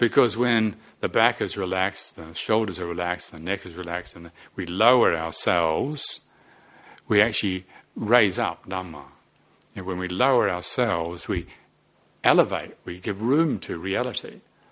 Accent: Te Awamutu, Waikato, New Zealand; also born or lived in Moranesville, New Zealand; I grew up in Te Awamutu and in Moranesville in New Zealand

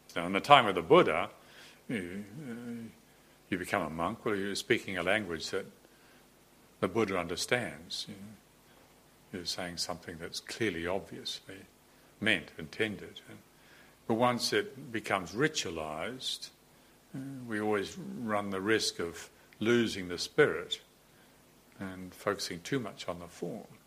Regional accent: New Zealand; moved away; all the time growing up in New Zealand I'd spent in the ocean

